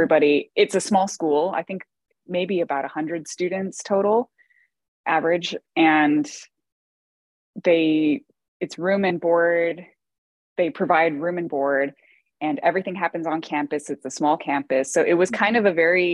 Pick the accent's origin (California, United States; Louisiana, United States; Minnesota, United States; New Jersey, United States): California, United States; Bay Area; now in Cincinnati, United States; I grew up in the Bay Area in California